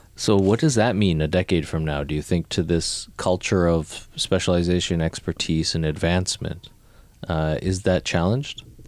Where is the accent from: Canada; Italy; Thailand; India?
Canada; moved away as an adult; also born or lived in New York; like me, like born in Canada